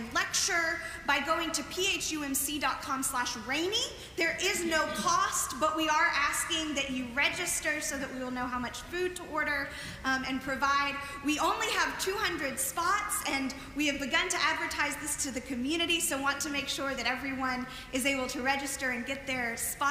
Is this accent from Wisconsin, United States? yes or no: no; Arkansas, United States; moved away as an adult; also born or lived in Baton Rouge, Louisiana; Growing up in Arkansas